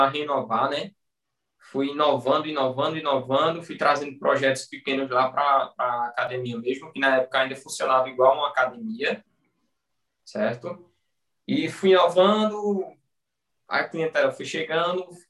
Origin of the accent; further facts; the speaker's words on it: Bom Conselho, Pernambuco, Brazil; eu sou de bom conselho, Pernambuco, interior. Na realidade, eu sou de Lagoa de São José, que é um distrito, pertence a Bom Conselho